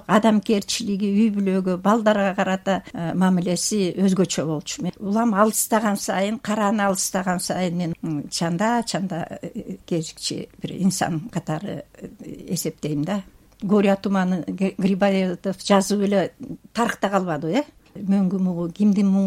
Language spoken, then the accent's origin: Kyrgyz; Bishkek, Kyrgyzstan; эгерде мен байкем бишкекке алып келбесе